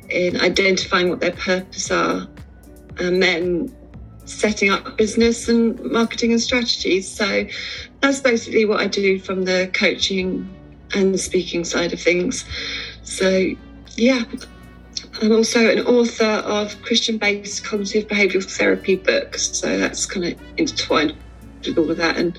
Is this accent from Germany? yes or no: no; Sussex, South East England, United Kingdom; I'm from Sussex in England